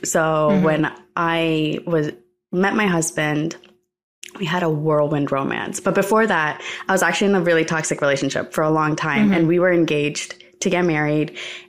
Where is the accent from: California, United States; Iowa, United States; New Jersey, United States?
New Jersey, United States; In New Jersey. So, like, my entire dream was to live in New York for my entire life.